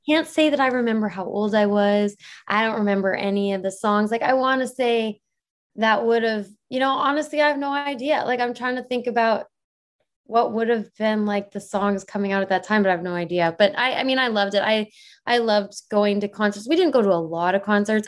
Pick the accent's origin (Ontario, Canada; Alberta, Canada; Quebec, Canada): Alberta, Canada; Airdrie; moved away as an adult; now in Vancouver, Canada; I live in Vancouver. Oh, I'm actually from Airdrie